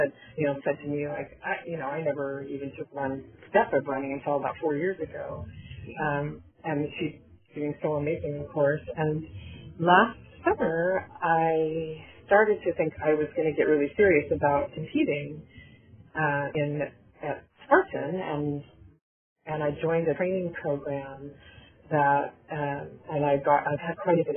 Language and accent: English; Southern California, United States; moved away as an adult; also born or lived in Canada / North Carolina; now in San Antonio, United States; I was born and raised in Southern California